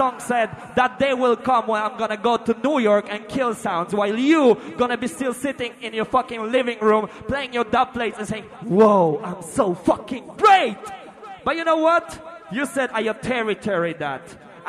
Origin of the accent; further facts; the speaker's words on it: Wrocław, Lower Silesian Voivodeship, Poland; I come from Poland, a root boy area in a Breslau town from downtown.